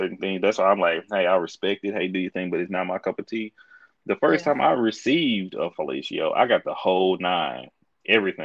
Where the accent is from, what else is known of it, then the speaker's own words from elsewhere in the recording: Texas, United States; I am from Texas